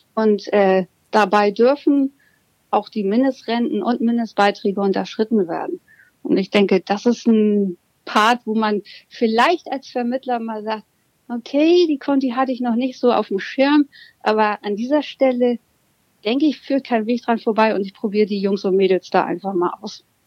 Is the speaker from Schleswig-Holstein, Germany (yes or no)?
no; Hamburg, Germany; ich bin gebürtige Hamburger Dern und lebe und arbeite entsprechend mit Mann und Hund hier mitten in Hamburg